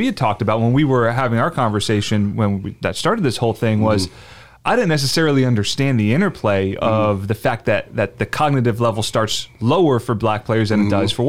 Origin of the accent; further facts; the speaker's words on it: New Jersey, United States; now in Florida, United States; I grew up in South Jersey.